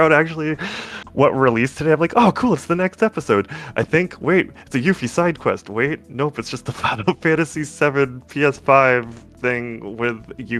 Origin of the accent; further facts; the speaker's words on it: Maine, United States; I'm from Maine